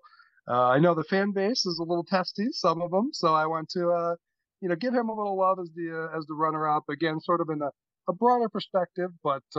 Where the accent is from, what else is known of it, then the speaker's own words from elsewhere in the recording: California, United States; born there; Right. Actually, no, I was born here.